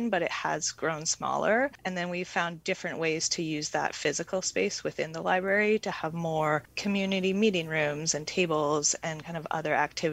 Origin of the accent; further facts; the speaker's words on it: Comox Valley, British Columbia, Canada; moved away as an adult; also born or lived in Montreal / Vancouver; I grew up in the Comox Valley and I lived in Montreal for about 9 years and then Vancouver.